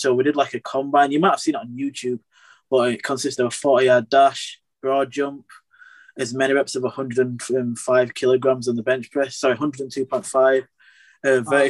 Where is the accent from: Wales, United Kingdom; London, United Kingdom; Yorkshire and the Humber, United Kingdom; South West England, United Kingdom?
Yorkshire and the Humber, United Kingdom; Bradford; I grew up in Bradford